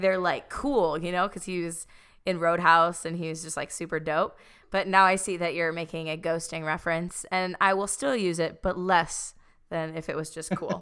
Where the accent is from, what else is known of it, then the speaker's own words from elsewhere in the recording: Chicago, Illinois, United States; moved away; traveling home to, like, Chicago